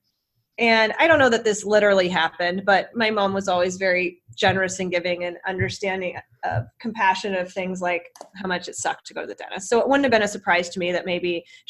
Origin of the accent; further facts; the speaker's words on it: Bay Area, California, United States; moved away as an adult; now in Chicago, United States; I'm from the Bay Area